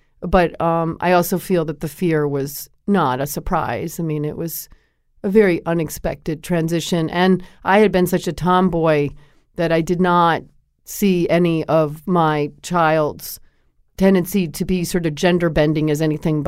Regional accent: Connecticut, United States; I had been that way myself. I grew up in Connecticut, and I played basketball.

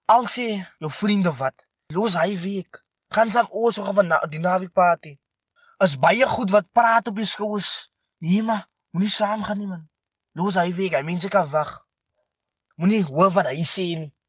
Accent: Meerlust Bosbou, near Stellenbosch, Western Cape, South Africa; ek is van Meerlust Bosbou

